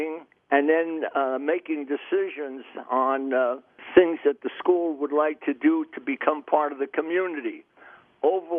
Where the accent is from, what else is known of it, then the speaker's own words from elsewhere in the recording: Jersey City, New Jersey, United States; now in Maine, United States; I was born in Jersey City. The Depression was on. I graduated the 8th grade, and I wanted to work and help support the family